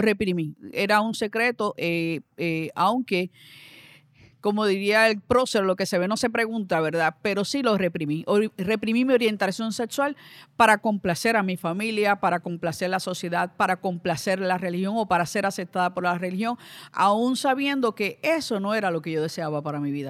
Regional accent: Ponce, Puerto Rico; nací en Ponce, vengo de una familia numerosa

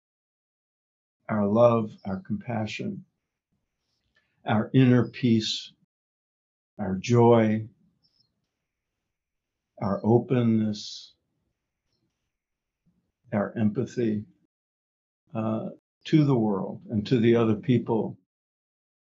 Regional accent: New York, United States; I grew up in New York

